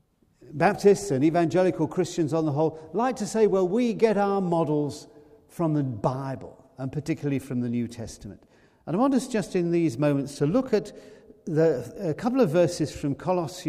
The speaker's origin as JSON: {"language": "English", "country": "United Kingdom", "said": "We're British"}